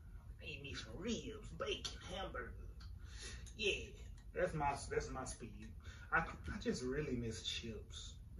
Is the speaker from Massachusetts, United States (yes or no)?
no; Houston, Texas, United States; I'm not from DC. I'm from Houston.